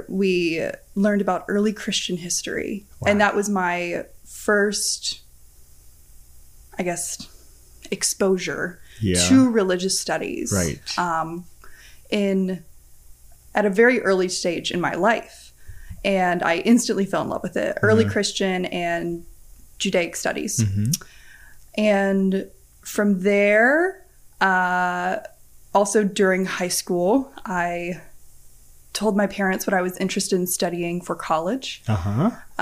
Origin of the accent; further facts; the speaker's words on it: Nashville, Tennessee, United States; I am from Nashville, Tennessee, where I grew up